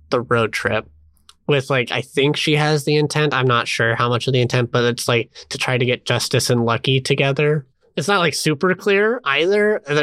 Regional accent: United States; I mean, I am an American, and I was just like, is Oakland really that that far?

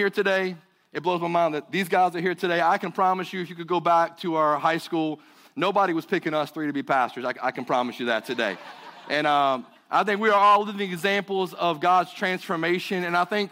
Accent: Burlington, North Carolina, United States; accent: southern; I hail from Burlington, North Carolina. So I got a little bit of a southern accent today

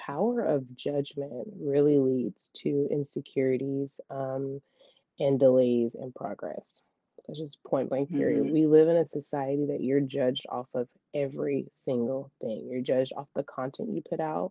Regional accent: Memphis, Tennessee, United States; Y'all know that's my hometown

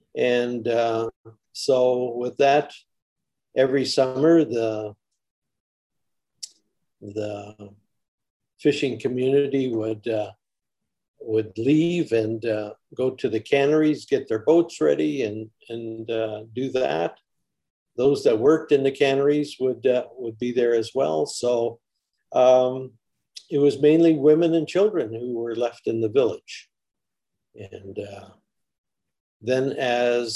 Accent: Afognak, Alaska, United States; also born or lived in Kodiak, Alaska; I spent my formative years in Afognak village.

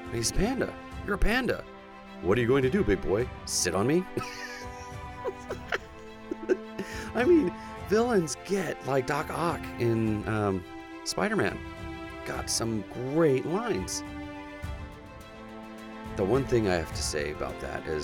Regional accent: United States; accent: American; also born or lived in Oklahoma; my American accent

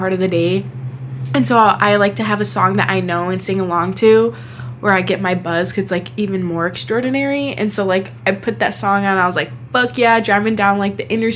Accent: Wisconsin, United States; we're from Wisconsin

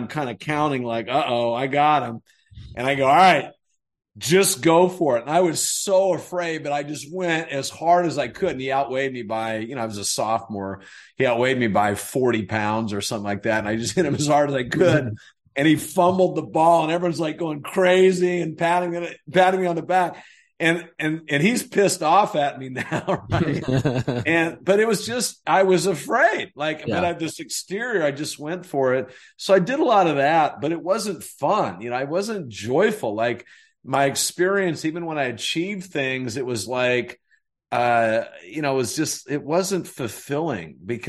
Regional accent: North Carolina, United States; where I grew up in North Carolina

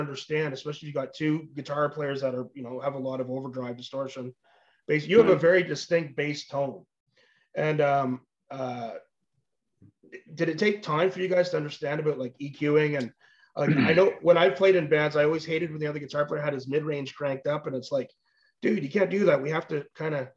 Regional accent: Ottawa, Ontario, Canada; I grew up in the Ottawa area

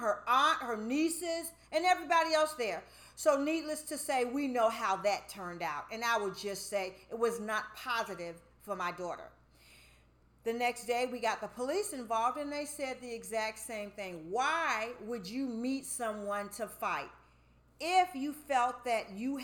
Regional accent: United States; we as African American women

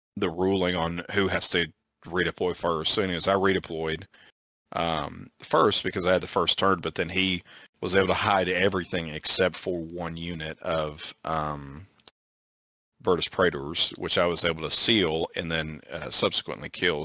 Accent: Arkansas, United States; we're from Arkansas

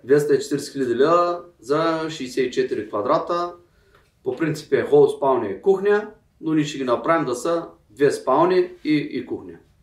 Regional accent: Bulgaria; ние тук сме си българи

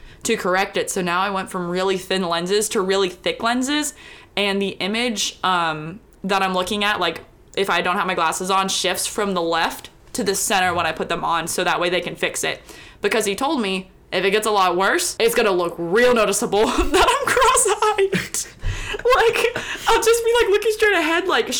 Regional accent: Houston, Texas, United States; moved away; I am from Houston, like inside Beltway 8, Houston.

